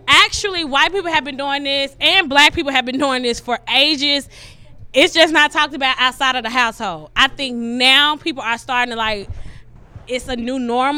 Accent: Jackson, Mississippi, United States; now in Houston, United States; It's a lot of us came from Jackson, Mississippi. We came from Jackson State. This drink is, and we have a little group chat called Juiston out here. So it's a bunch of us came from Jackson. We are now in Houston.

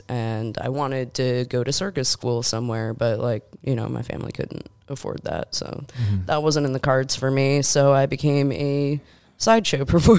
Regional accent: Buffalo, New York, United States; born or raised there

